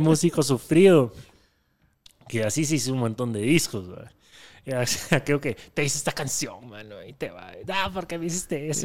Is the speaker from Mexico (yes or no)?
no; Guatemala; soy de Guatemala